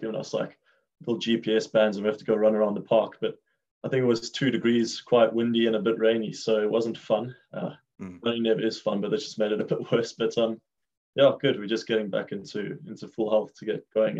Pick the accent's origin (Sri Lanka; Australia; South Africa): South Africa; moved away; I grew up in South Africa